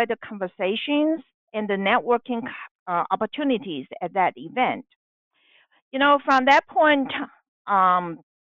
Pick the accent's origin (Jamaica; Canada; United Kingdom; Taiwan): Taiwan; moved away as an adult; now in United States; I am a Chinese American and was born and raised in Taiwan.